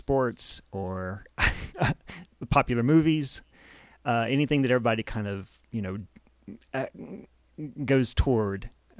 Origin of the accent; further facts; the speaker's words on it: Jackson, Mississippi, United States; from Jackson, Mississippi, yep.